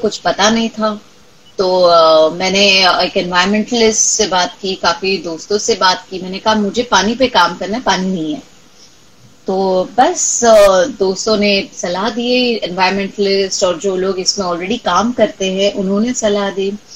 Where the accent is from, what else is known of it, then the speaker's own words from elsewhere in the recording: Marathwada, Maharashtra, India; मैं खुद मराठवाड़ा से हूँ